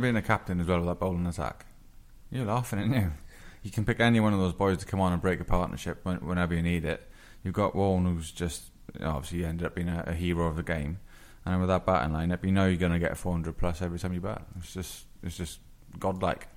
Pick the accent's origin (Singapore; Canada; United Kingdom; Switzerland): United Kingdom; England; as an Englishman in the 90s